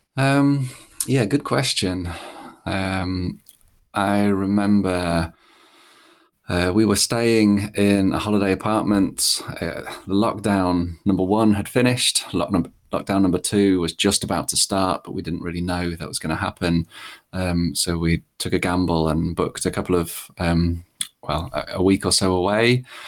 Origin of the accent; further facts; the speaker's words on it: Lincolnshire, East Midlands, United Kingdom; I grew up in Lincolnshire, which is not particularly memorable.